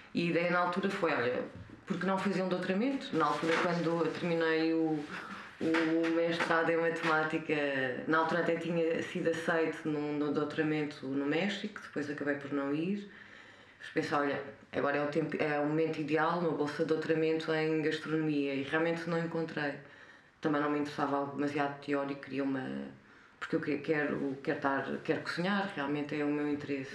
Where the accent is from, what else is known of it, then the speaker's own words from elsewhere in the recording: Covilhã, Centro, Portugal; moved away as an adult; also born or lived in India / Lisbon; nasci na Covilhã cresci na Covilhã até aos. vivi na Covilhã até aos 25 anos.